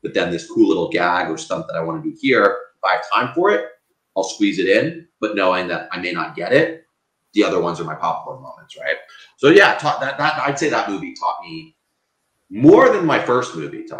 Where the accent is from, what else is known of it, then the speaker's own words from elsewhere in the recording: Canada; I'm Canadian